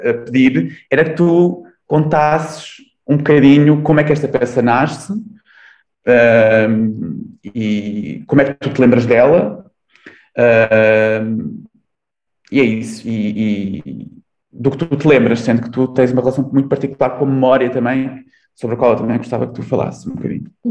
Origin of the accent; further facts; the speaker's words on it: Torres Novas, Santarém District, Portugal; em Torres Novas, uh, numa, na cidade onde eu nasci, onde eu cresci